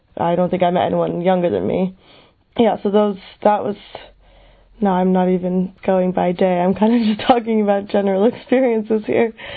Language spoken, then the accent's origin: English; United States; I am 22 years old and I'm from the United States